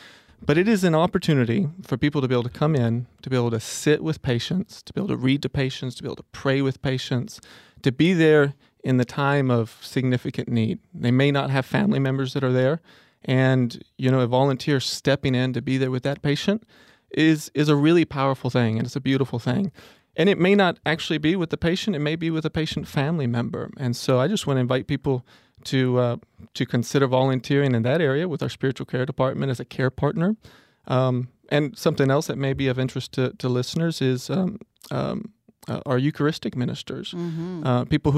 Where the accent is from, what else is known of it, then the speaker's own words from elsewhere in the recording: Mexico; So, like I told you, I grew up in Mexico, spent 15 years there, and it's my first or second language, depending on how you look at it.